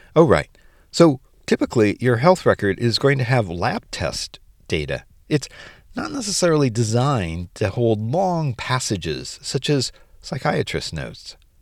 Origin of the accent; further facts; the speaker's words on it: United States; as an American